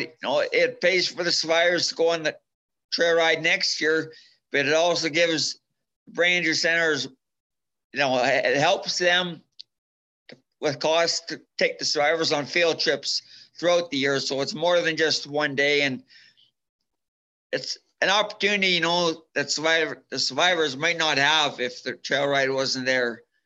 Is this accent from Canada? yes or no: yes; Minburn, Alberta, Canada; I'm from Minburn, Alberta. It's a small town